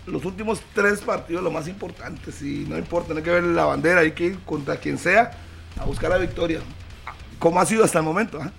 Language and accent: Spanish; Costa Rica; yo soy tico